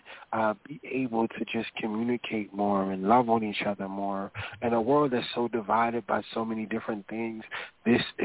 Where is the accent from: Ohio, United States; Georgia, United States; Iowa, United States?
Georgia, United States; Sylvania; My family, we from Sylvania, Georgia